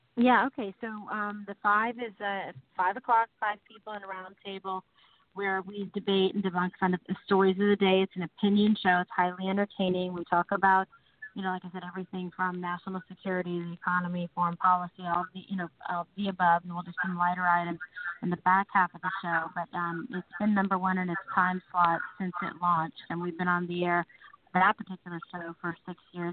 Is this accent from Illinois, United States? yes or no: no; San Francisco, California, United States; moved away as an adult; also born or lived in Los Angeles; I was um, born and raised in San Francisco